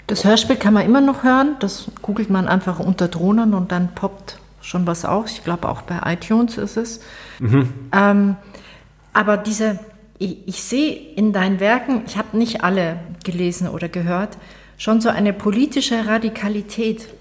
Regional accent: Bavaria, Germany; ich komme aus Bayern

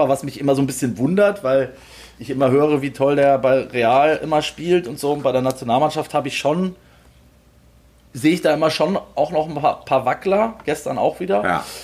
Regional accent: Germany; wir kommen aus Deutschland

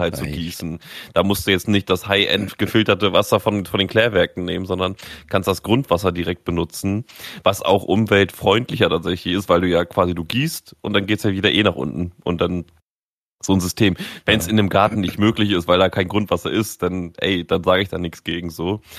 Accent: Germany; wir als Deutsche

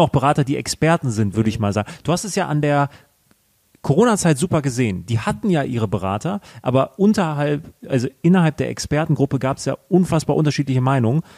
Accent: Germany; sind wir in Deutschland groß geworden, wir haben die Chancen hier gehabt

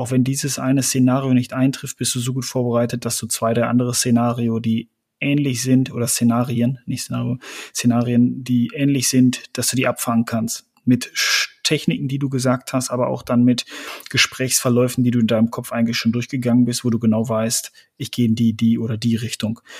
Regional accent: West Münsterland, North Rhine-Westphalia, Germany; Wir sind Westmünsterländer

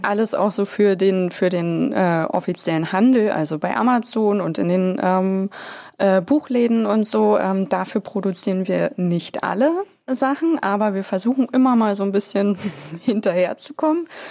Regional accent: Bad Saarow, Brandenburg, Germany; moved away; Ich bin ja in Bazzaro geboren

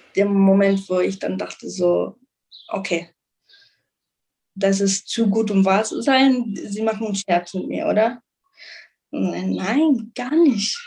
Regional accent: Munich, Bavaria, Germany; moved away as an adult; also born or lived in Israel / United States; now in Jerusalem, Israel; von München, von Deutschland, aus Deutschland

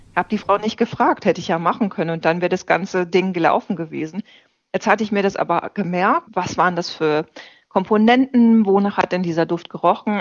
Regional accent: Ruhr area, North Rhine-Westphalia, Germany; now in Berlin, Germany; Ich bin im Ruhrgebiet geboren

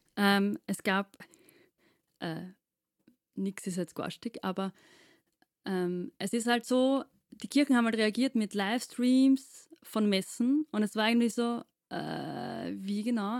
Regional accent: Austria; wir sind aus Wien, äh, beziehungsweise südlich von Wien

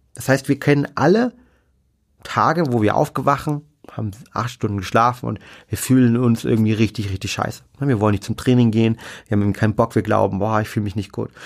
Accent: Germany; bei uns in Deutschland

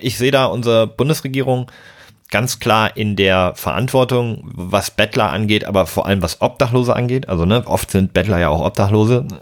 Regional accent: Hamburg, Germany; meiner Heimatstadt Hamburg

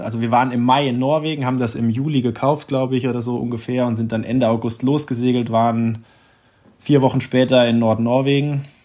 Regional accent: Hesse, Germany; ich bin ja in Hessen aufgewachsen

